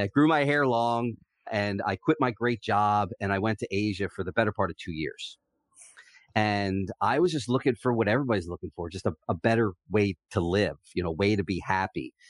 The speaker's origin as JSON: {"language": "English", "region": "New Jersey", "country": "United States", "tie": "born or raised there", "moved": "as an adult", "lives_now": "San Diego, United States", "said": "we were both sports fans growing up in Southern Jersey"}